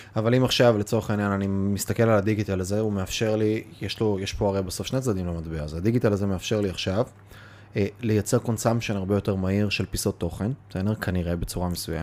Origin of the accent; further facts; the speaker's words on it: Kiryat Bialik, Haifa District, Israel; now in Tel Aviv, Israel; ששלושתנו גדלנו בקריית ביאליק